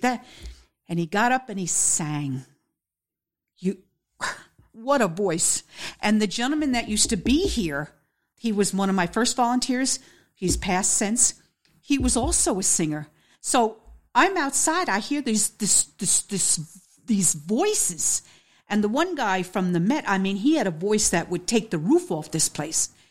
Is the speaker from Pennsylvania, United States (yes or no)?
no; Peekskill, New York, United States; now in Beacon, United States; I'm originally from Peekskill, New York. And I moved to Beacon